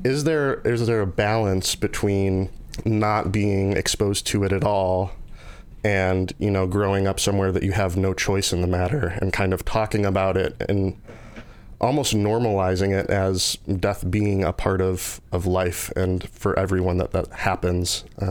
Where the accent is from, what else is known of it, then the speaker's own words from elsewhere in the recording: a suburb of Chicago, Illinois, United States; growing up in a suburb of Chicago for me